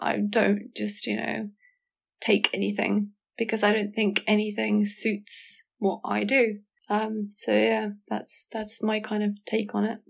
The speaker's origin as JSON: {"language": "English", "area": "Kent", "region": "South East England", "country": "United Kingdom", "also_born_or_lived": "Southampton", "moved": "as an adult", "said": "I moved out from Kent where I used to live and went to uni on a whim"}